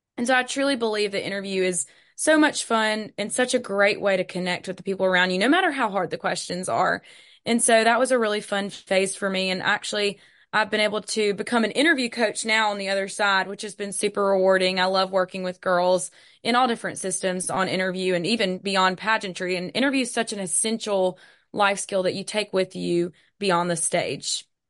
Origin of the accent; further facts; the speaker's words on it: Hattiesburg, Mississippi, United States; also born or lived in Starkville, Mississippi; I'm from Hattiesburg, Mississippi